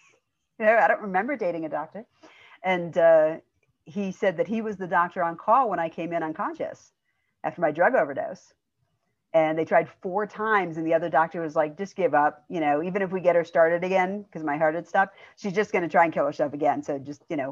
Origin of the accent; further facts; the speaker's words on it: outside of Chicago, Illinois, United States; also born or lived in Indiana; I was born in Indiana, but I grew up in Illinois outside of Chicago